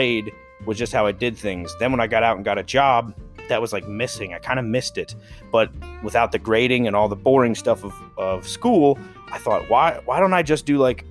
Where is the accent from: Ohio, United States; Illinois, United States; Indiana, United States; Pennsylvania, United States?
Pennsylvania, United States; South Central; also born or lived in Pittsburgh; I come from Pennsylvania. It's South Central Pennsylvania.